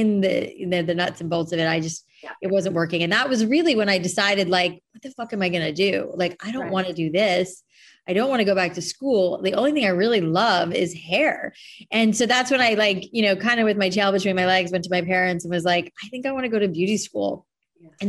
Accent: Boca Raton, Florida, United States; moved away as an adult; also born or lived in New York / San Francisco; now in Los Angeles, United States; I grew up in South Florida, so like land of frizzy hair.

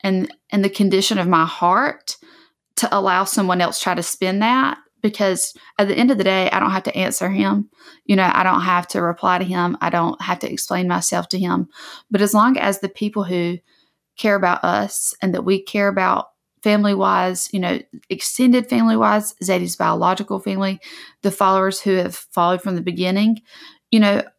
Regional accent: the South, United States; especially growing up in the South. Like, it is not uncommon for people to have pictures, like photographs taken, like in a cotton field, or to have cotton decorations in their house.

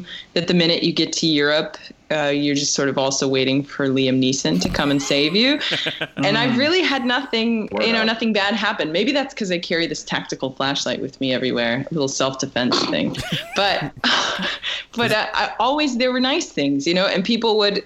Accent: Loveland, Colorado, United States; now in Hungary; I grew up in Northern Colorado

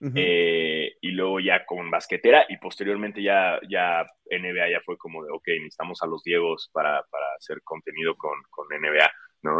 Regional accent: Mexico

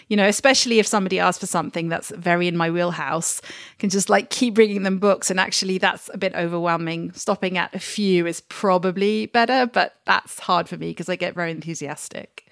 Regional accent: United Kingdom; moved away as an adult; also born or lived in Washington DC; now in London, United Kingdom; being a Brit who's worked in an American bookshop

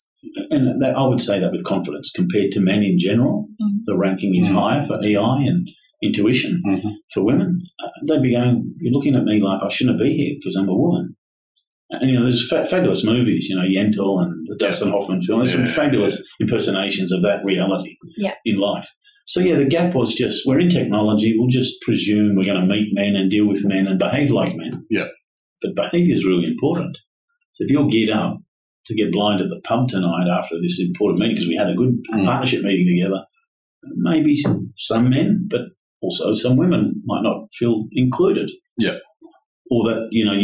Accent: Australia; also born or lived in Brazil / Florida

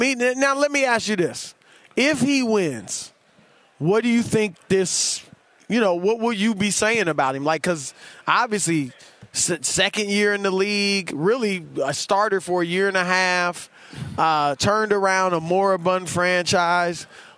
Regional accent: Ohio, United States; And I'm from Ohio.

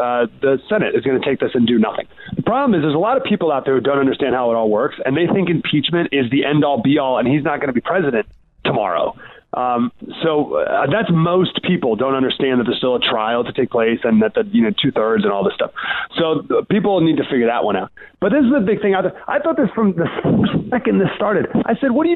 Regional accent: Syracuse, New York, United States; also born or lived in Jackson, Tennessee; now in San Diego, United States; I grew up in Syracuse, New York, moved to Jackson, Tennessee

